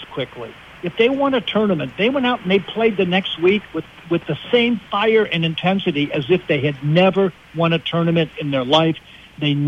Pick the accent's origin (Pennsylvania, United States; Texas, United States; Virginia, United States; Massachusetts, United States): Pennsylvania, United States; Western; I grew up in Western Pennsylvania